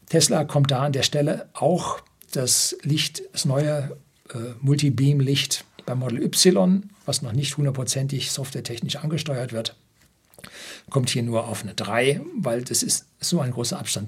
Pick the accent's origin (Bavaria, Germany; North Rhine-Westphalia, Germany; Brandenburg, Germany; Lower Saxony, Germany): Bavaria, Germany; Oberammergau; bei uns in Oberammergau